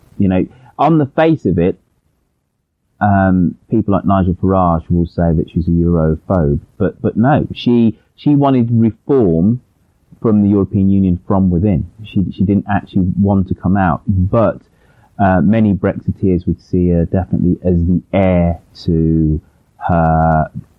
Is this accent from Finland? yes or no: no; Birmingham, West Midlands, United Kingdom; my hometown of Birmingham